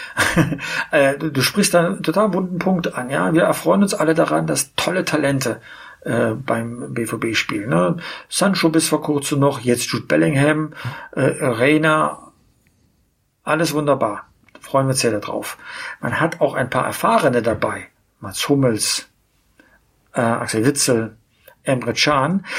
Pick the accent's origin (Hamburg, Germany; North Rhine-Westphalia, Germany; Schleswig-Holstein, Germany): North Rhine-Westphalia, Germany; Aachen; als Aachener